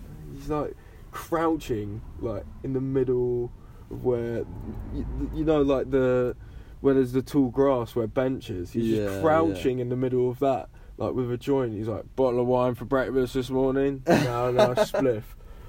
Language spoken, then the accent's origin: English; Steyning, South East England, United Kingdom; I was blessed growing up in Stonington.